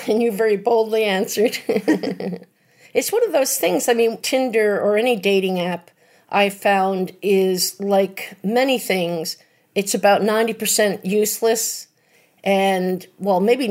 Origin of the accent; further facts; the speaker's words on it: New York, United States; I grew up right outside of New York City